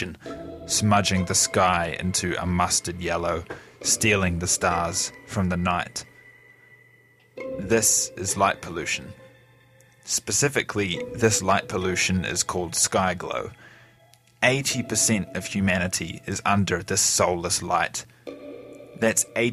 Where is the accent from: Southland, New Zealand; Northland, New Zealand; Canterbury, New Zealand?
Southland, New Zealand; Gore; This is my hometown, Gore. It is small, only around 12,000 people